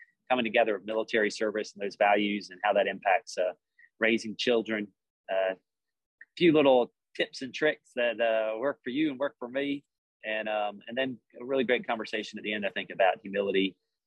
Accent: Georgia, United States; So born and raised in Georgia. Other than military stuff, pretty much lived here my whole life.

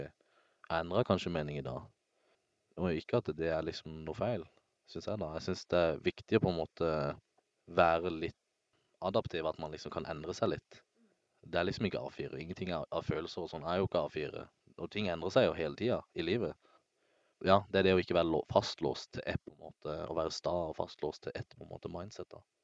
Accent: Søgne, Agder, Norway; moved away; jeg var hjemme i Søgne

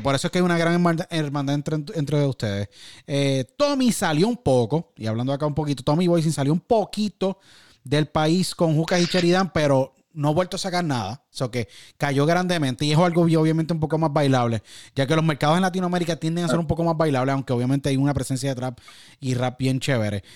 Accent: San Juan, Puerto Rico; moved away as an adult; also born or lived in Miami; Yo nací en San Juan, Puerto Rico y me crié en Puerto Rico y estuve en Puerto Rico hasta más o menos 21, 22 más o menos.

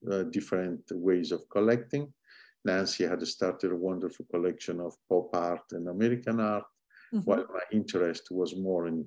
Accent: Iglesias, Sardinia, Italy; English is a second language; moved away as an adult; also born or lived in Cagliari / Oristano / Pisa / New York; now in United States; I grew up in Sardinia and I went to school uh, where I attended uh, uh Liceo Classico in both Cagliari and Oristano, which are two major towns, Cagliari being the capital

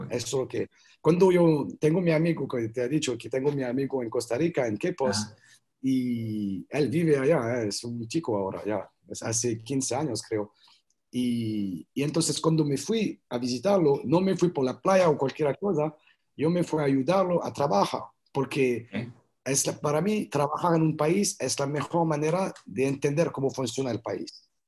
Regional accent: France; Spanish is a second language; moved away as an adult; also born or lived in Colombia / Canada; Entonces, me fui de Francia, me fui, eh, estaba trabajando, tengo un buen trabajo, una buena vida, pero me fui a vivir en Colombia, en Santa Marta

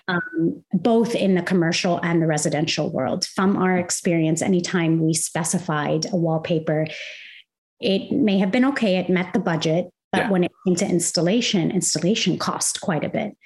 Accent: Kuwait; moved away as an adult; also born or lived in Arizona, United States / Indiana, United States; now in United States; I'm originally from Kuwait, which is in the Middle East. Uh, I was born and raised there, and I moved to the US to go to Arizona State University's interior design program

